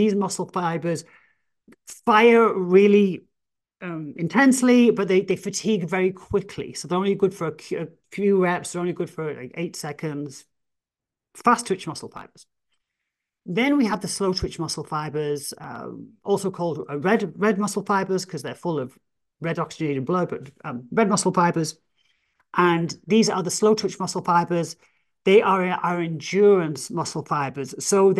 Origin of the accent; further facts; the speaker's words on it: England, United Kingdom; oh, well, I'm, you know, I'm English, I'm an outlier, I can build more muscle